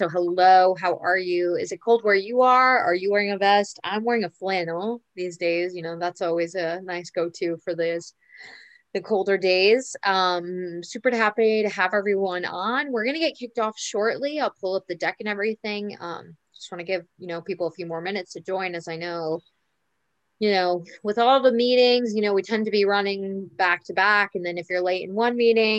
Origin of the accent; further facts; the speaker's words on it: New York, United States; moved away as an adult; now in Buenos Aires, Argentina; I'm back in my hometown in New York